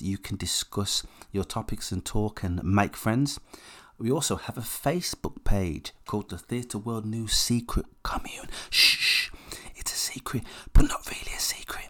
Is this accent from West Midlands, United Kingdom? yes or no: yes; West Bromwich, West Midlands, United Kingdom; now in Lichfield, United Kingdom; I'm from the Midlands. I was born in West Brom, and I now live in Lichfield.